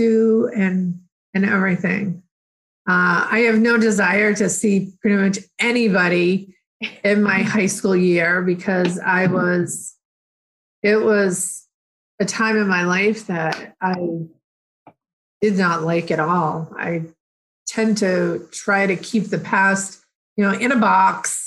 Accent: Plainville, Massachusetts, United States; I grew up in Plainville

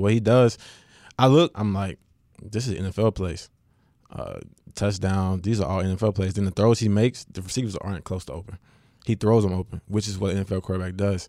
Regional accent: West Monroe, Louisiana, United States; I am from West Monroe

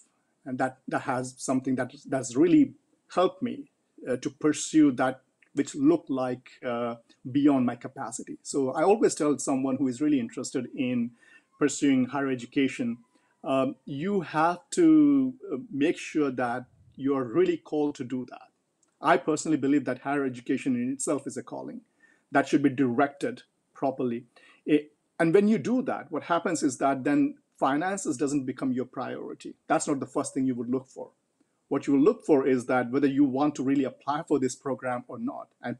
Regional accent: northern India, India; moved away as an adult; also born or lived in United Arab Emirates / Qatar / United Kingdom; now in United States; I grew up in India. You know, even there, my parents come from the south of India, but I was born and raised up up north.

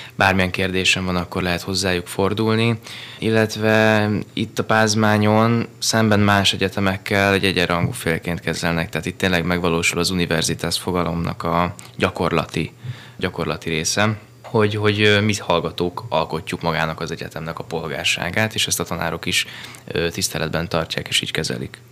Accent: Budapest, Hungary; also born or lived in Pilisszentkereszt; Én budapesti vagyok

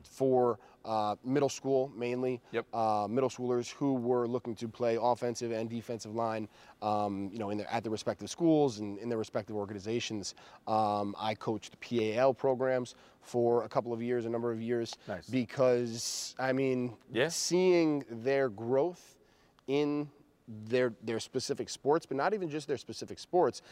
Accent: New York, United States; I am a New Yorker through and through

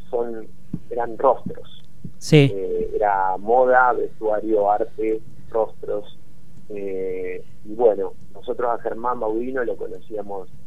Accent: Azul, Buenos Aires Province, Argentina; Nosotros, exactamente, nosotros somos de la ciudad azul, a 300 y kilómetros de capital.

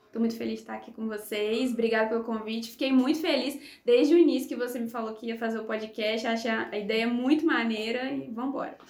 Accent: Juiz de Fora, Minas Gerais, Brazil; now in Viçosa, Brazil; eu sou de Viçosa, natural de Viçosa, mas morei assim metade da minha vida em Juiz de Fora

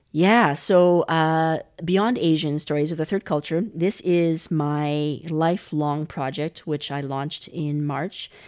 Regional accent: Calgary, Alberta, Canada; moved away as an adult; also born or lived in China / Montreal; now in Berlin, Germany; I was born in China. We moved to Canada when I was six, and I grew up in in Calgary, in the western part of Canada, uh, lived there for twelve years

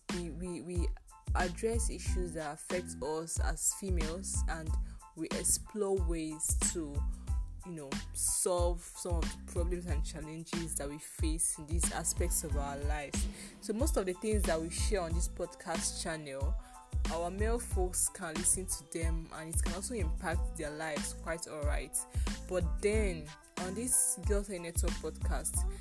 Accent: Nigeria; I finished school here in my home country in Nigeria

